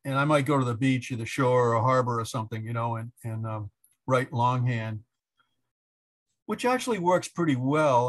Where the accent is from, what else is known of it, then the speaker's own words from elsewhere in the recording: Orleans, Massachusetts, United States; I grew up in the Lower Cape in Orleans